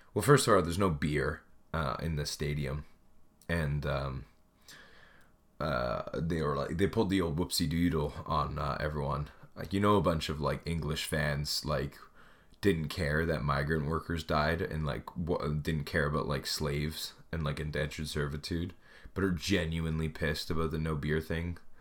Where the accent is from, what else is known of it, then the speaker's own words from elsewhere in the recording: Canada; also born or lived in Edmonton; I moved home uh, back to my hometown, and so I started living with my parents